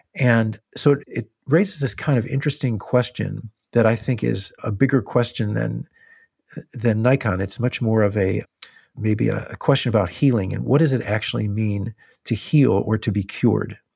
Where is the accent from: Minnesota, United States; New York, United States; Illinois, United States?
Illinois, United States; where I grew up in Illinois